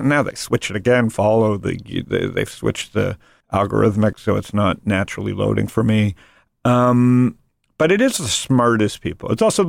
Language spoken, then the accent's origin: English; Canada; I'm Canadian and not a tech person